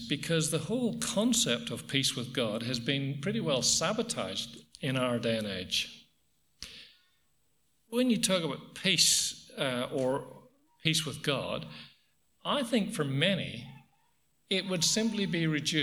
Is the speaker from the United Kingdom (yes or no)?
no; Ireland; now in Australia; I come from Ireland